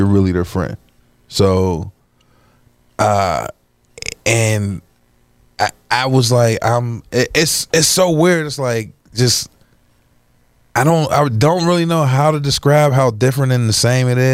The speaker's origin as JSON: {"language": "English", "town": "Pittsburgh", "region": "Pennsylvania", "country": "United States", "tie": "born or raised there", "also_born_or_lived": "Hazelwood, Pittsburgh / Alabama", "moved": "yes", "said": "I was brought up and I was born in Pittsburgh and left for a little while, moved down to Alabama and stayed there for some years"}